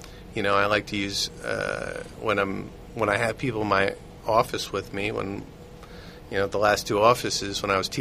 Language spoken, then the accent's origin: English; New York, United States; growing up in New York